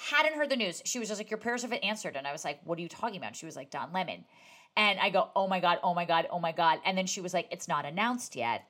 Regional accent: New Jersey, United States; I'm from New Jersey

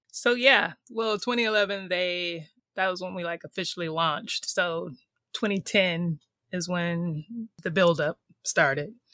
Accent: California, United States; moved away as an adult; also born or lived in Sydney, Australia / New York; I'm from California, but had moved to New York

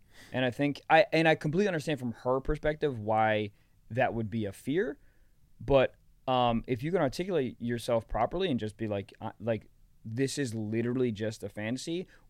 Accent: East Coast, United States; No, I'm from here. Not from New York, but I'm from East Coast.

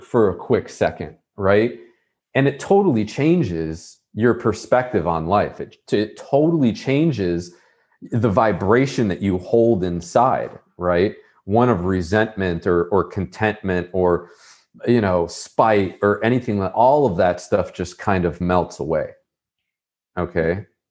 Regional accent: Buffalo, New York, United States; moved away as an adult; I'm from Buffalo, New York

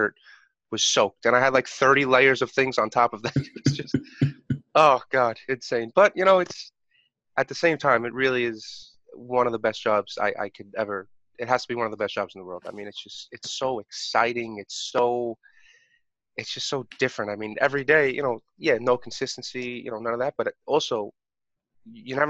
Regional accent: New York City, New York, United States; I'm 27 years old. I'm from New York

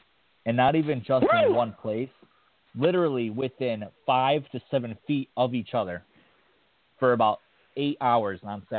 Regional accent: Connecticut, United States; I'm from Connecticut. I'm about 2.5 hours from MetLife.

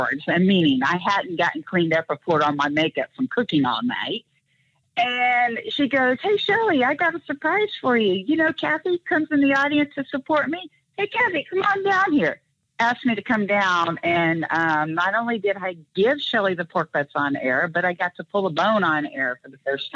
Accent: Kansas City, United States; a young girl growing up in Kansas City

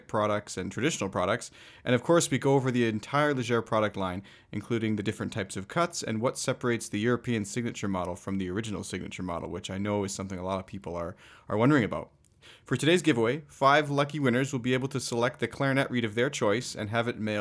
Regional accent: Canada; I'm also Canadian.

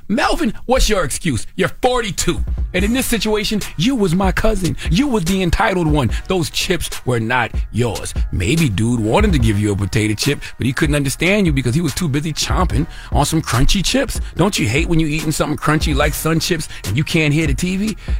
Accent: Moss Corner, South Carolina, United States; when I was a little boy growing up in Moss Corner, South Carolina, okay, elementary school age, might have been like fourth grade, 1980-something

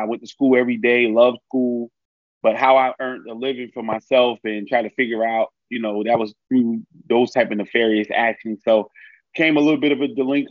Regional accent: Newark, New Jersey, United States; I'm born and raised in Newark, New Jersey.

